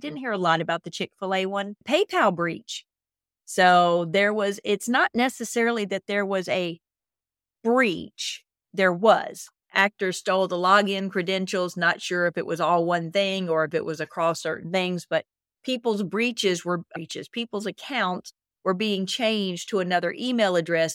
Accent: Mississippi, United States; I'm from Mississippi

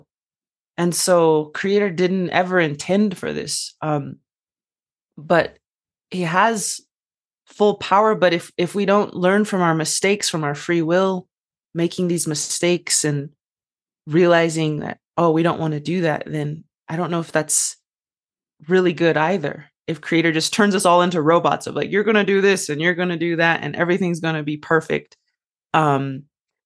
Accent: United States; as an American woman, although I am Native American

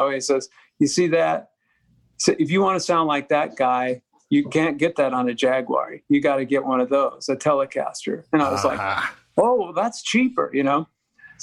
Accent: Denver, Colorado, United States; I grew up in Denver

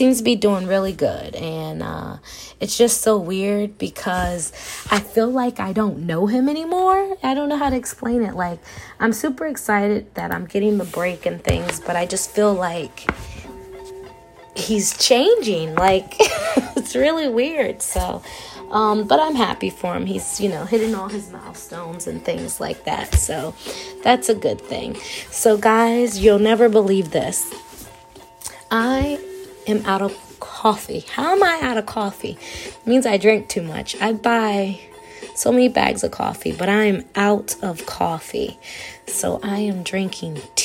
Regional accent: Gaithersburg, Maryland, United States; moved away as an adult; now in West Virginia, United States; I am from Gaithersburg, Maryland

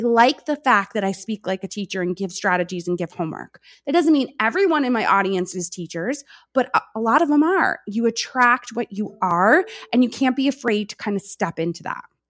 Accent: New York, United States; I am from New York. I speak fast

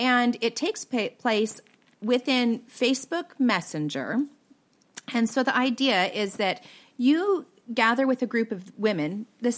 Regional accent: Pacific Northwest, United States; I'm from the Pacific Northwest

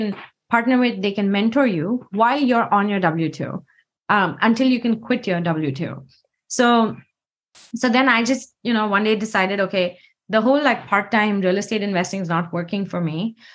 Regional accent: India; moved away as an adult; now in Seattle, United States; I grew up in India

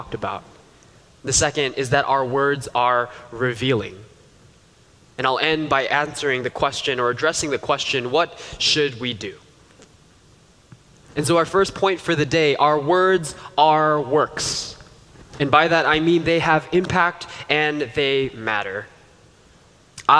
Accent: New York, United States; as a child growing up in New York

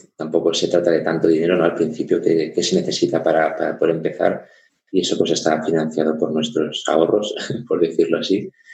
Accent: Barcelona, Catalonia, Spain; moved away as an adult; now in Munich, Germany; yo soy, soy de Barcelona, pero ya hace ocho años que, que vivo en Alemania, en Múnich porque soy medio alemán, medio español

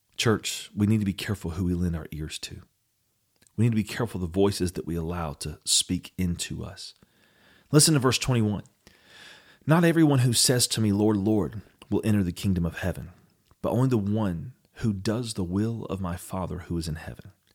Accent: Eastern North Carolina, United States; in our family, we grew up in Eastern North Carolina

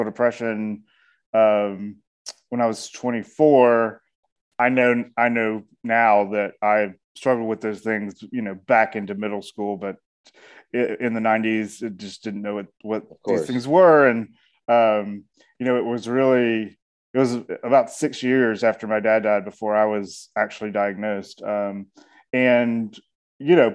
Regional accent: Atlanta, Georgia, United States; I am a storyteller from Atlanta, Georgia

